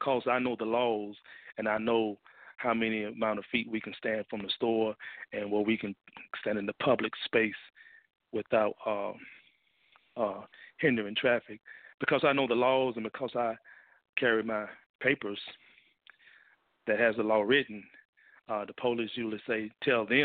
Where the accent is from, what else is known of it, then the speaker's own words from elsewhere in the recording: Mississippi, United States; now in Fort Worth, United States; I'm originally from Mississippi